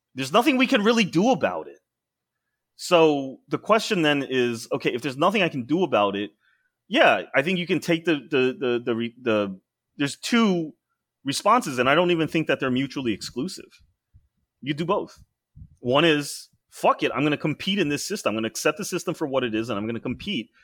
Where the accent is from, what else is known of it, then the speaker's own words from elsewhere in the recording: United States; we, as second gen, as American-born Asians